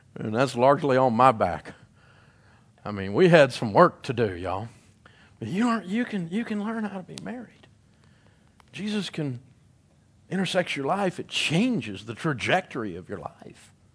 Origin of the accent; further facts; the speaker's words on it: Middle Tennessee, United States; I grew up in Middle Tennessee